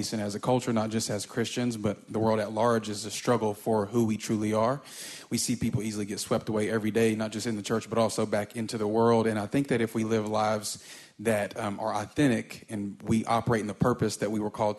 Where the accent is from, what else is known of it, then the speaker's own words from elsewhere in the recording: Atlanta, Georgia, United States; I write and I teach. I'm from Atlanta, Georgia.